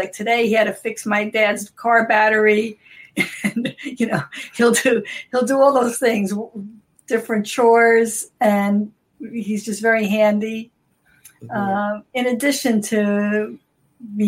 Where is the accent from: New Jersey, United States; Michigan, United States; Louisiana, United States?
New Jersey, United States; Newark; also born or lived in Brazil; We grew up in Newark and walking the city streets like this